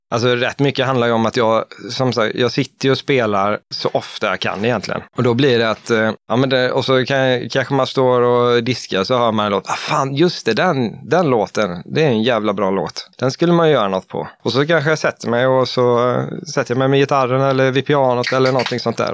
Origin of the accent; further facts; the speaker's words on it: Stockaryd, Jönköping County, Sweden; now in Eksjö, Sweden; vi vill trygga uppväxten för, för våra barn, så vi flyttar till Småland